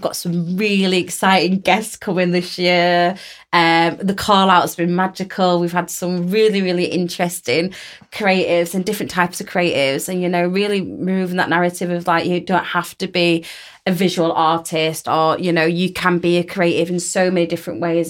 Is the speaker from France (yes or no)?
no; United Kingdom; a British born Yemeni woman